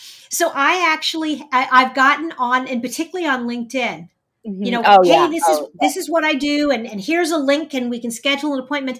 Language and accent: English; New York, United States; also born or lived in Texas; now in Indiana, United States; I'm originally from New York